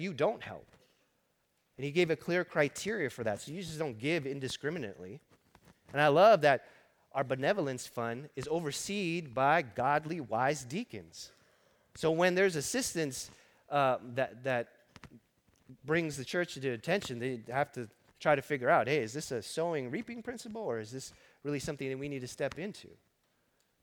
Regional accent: Los Angeles, California, United States; I grew up in East L.A. I started working at 7-Eleven in East L.A. as a teenager

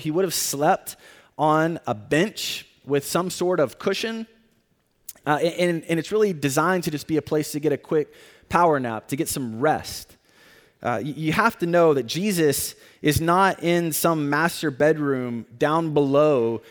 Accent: Tornado Alley, United States; moved away; I live, or I grew up in an area called Tornado Alley

